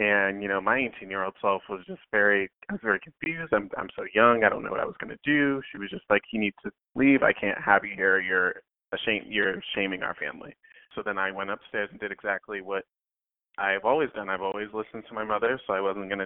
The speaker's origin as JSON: {"language": "English", "town": "Boston", "region": "Massachusetts", "country": "United States", "tie": "born or raised there", "said": "I'm born and raised in Boston, Massachusetts, in a little town named South End"}